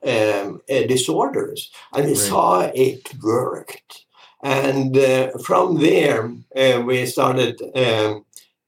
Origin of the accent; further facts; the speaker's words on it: Norway; English is a second language; moved away as an adult; also born or lived in France; now in Florida, United States; I grew up in Norway